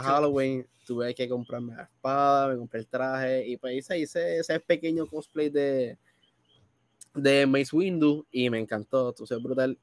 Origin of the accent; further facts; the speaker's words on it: Bayamón, Puerto Rico; Yo soy de Bayamón. Exactamente vivo en Bayamón por completo